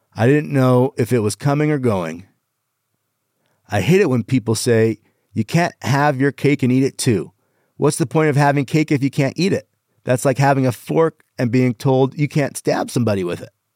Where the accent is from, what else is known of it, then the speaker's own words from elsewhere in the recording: Canada; I am Canadian